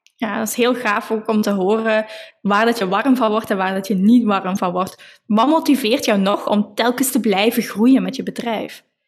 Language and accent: Dutch; Belgium; we komen alle twee uit België